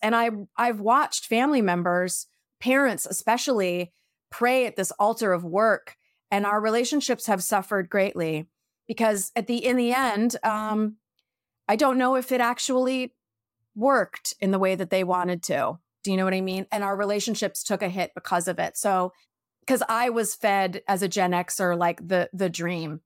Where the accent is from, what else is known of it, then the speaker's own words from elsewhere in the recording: New York, United States; now in California, United States; I'm such a New Yorker